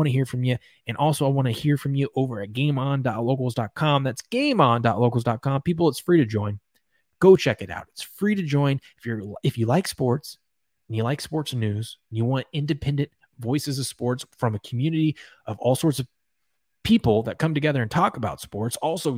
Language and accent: English; New York, United States; Maybe I'm biased because I'm a New Yorker